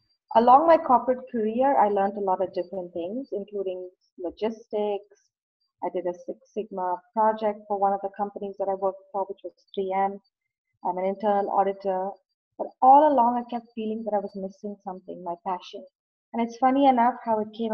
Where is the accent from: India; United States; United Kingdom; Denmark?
India; Bangalore, Karnataka; now in Toronto, Canada; I was born in India, in a city in the southern part of India called Bangalore